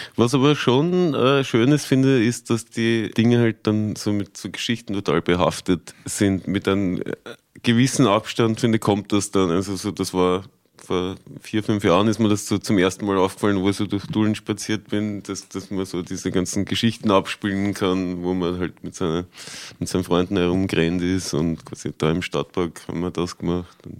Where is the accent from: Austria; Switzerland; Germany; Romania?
Austria; Tulln, Lower Austria; moved away; halt schon mein, mein Bruch mit Dullen irgendwie so gehabt